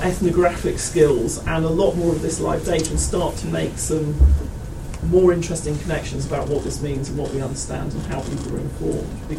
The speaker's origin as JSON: {"language": "English", "country": "United Kingdom", "said": "I'm British"}